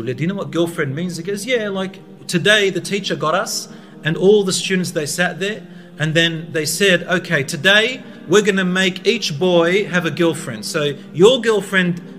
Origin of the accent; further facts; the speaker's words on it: Australia; I'm from Australia